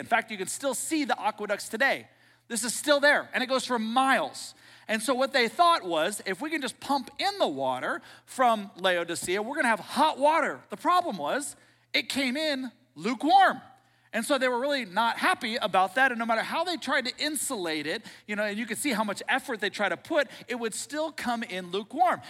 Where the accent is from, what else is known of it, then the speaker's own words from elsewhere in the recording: Seattle, Washington, United States; I grew up in Seattle.